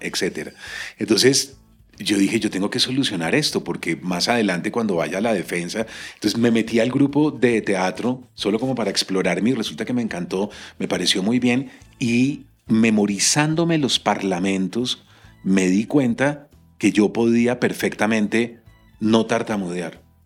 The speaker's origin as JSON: {"language": "Spanish", "country": "Colombia", "said": "en mi país esto no sucede"}